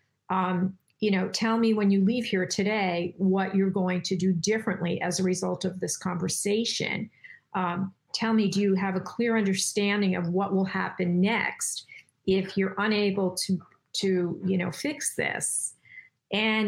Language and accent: English; New York, United States; I'm from New York, and we speak differently than the people on the West Coast